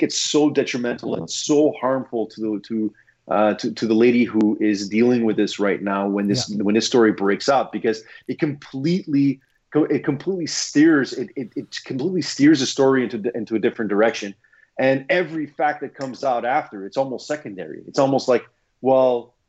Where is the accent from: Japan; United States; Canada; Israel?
Canada; Laval, Quebec; my hometown, Laval